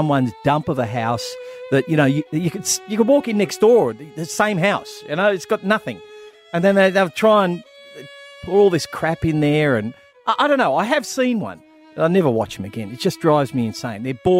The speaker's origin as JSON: {"language": "English", "region": "Queensland", "country": "Australia", "said": "Do you realise that every Queenslander, I'm from Queensland, he's from Queensland, like it really matters."}